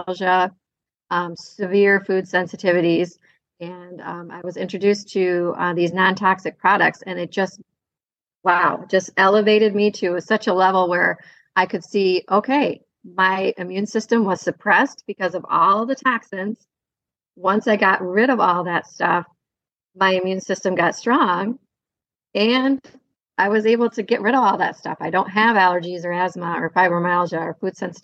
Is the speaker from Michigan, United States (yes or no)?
yes; Kalamazoo, Michigan, United States; I am from Kalamazoo, Michigan. I grew up in Southwest Michigan and have planted my roots here